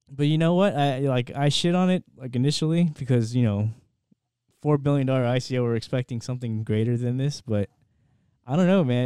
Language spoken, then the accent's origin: English; United States; as an American